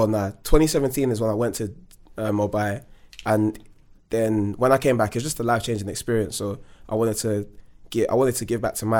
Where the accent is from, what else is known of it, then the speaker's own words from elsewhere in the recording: London, United Kingdom; I'm Londoner, innit?